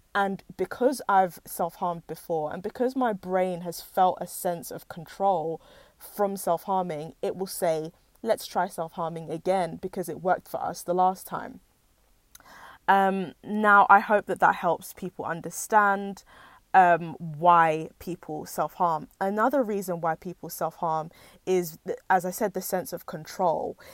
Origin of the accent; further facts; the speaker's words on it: United Kingdom; as British Nigerians or second generation immigrants